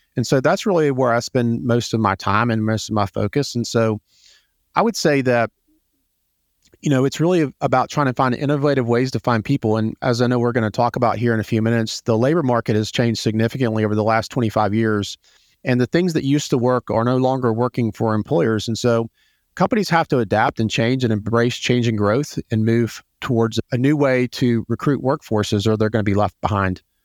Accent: Atlanta, Georgia, United States; I am from Atlanta. I grew up here. I'm one of the few native Atlantans that has spent my entire life here

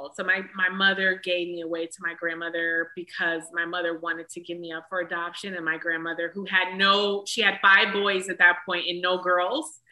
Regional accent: Detroit, Michigan, United States; moved away; also born or lived in Atlanta; a little black girl from Detroit

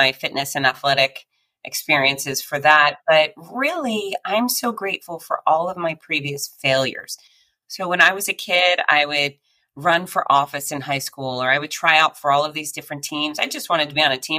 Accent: Gainesville, Florida, United States; my hometown of Gainesville, Florida

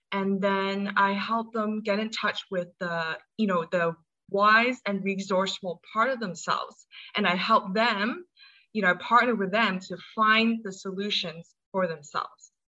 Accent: Hong Kong; also born or lived in United States; I'm from Hong Kong. Um, I was born in the States, but I spent most of my life here.

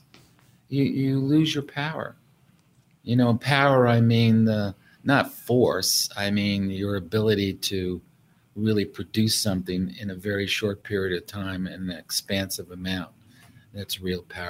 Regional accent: New York City, New York, United States; I grew up in New York City

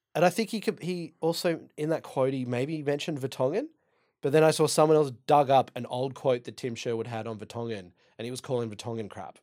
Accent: Dublin, Leinster, Ireland; I'm Irish. I'm from Dublin

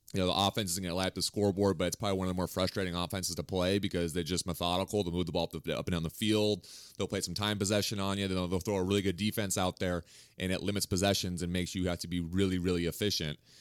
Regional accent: Washington, United States; now in Reno, United States; I'm originally from Washington, went to school just outside, outside Tacoma, or outside Seattle.

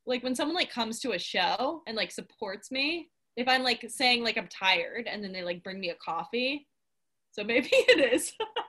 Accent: the South, United States; I also wonder if, because we're from the South and people are just like nice to your face, that I'm like, I don't believe you

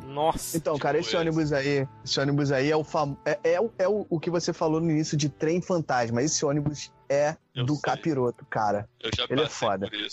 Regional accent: Rio de Janeiro, Brazil; also born or lived in Duque de Caxias; eu sou carioca, cara. Moro aqui desde que eu nasci

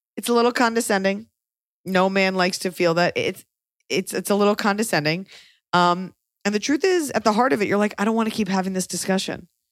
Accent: Texas, United States; I'm from Texas

